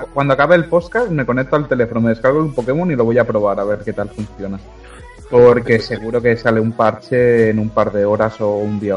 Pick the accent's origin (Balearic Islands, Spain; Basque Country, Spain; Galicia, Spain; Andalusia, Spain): Balearic Islands, Spain; also born or lived in Catalonia; Eh, a ver, yo siempre por el canal digo que soy entre Cataluña y las Baleares.